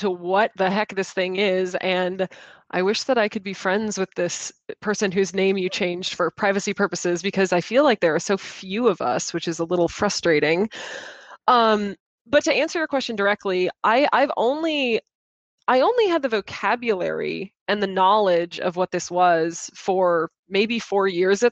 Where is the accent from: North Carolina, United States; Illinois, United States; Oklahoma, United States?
Illinois, United States; Chicago; accent: center of America accent; now in Boston, United States; I am originally from Chicago